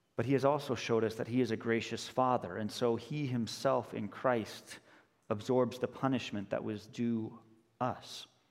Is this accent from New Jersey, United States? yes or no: no; Denver, Colorado, United States; moved away as an adult; also born or lived in Chicago area; now in Chicago, United States; I grew up in Denver, but I went to college here in the Chicago area